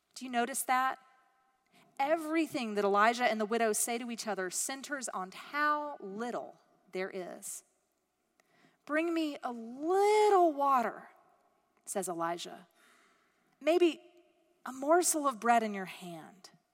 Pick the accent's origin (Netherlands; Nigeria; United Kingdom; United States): United States